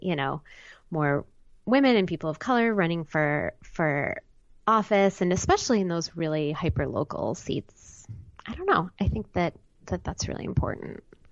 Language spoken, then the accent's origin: English; Highland Park, Illinois, United States; also born or lived in Evanston, Illinois; now in New York City, United States; I was born in Evanston, which is a sort of small city right outside of Chicago. Yeah. And then raised on the North Shore